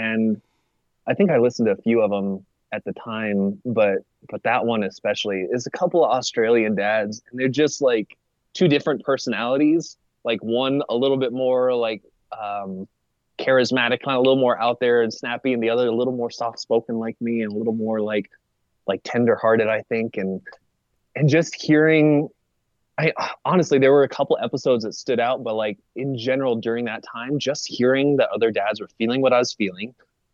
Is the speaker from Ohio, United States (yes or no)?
no; Arizona, United States; I was born and raised in Arizona